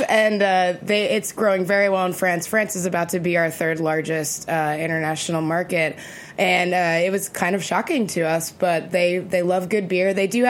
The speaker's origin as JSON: {"language": "English", "town": "Brooklyn", "region": "New York", "country": "United States", "said": "You know, it helps that we are also from Brooklyn. That's a popular thing around the world."}